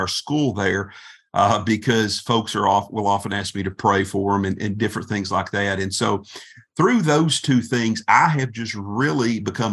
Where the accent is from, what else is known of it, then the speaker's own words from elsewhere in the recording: Berea, Kentucky, United States; Berea is my hometown